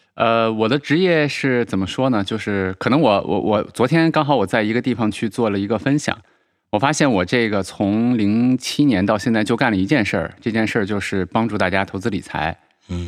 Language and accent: Chinese; China; 我们中国人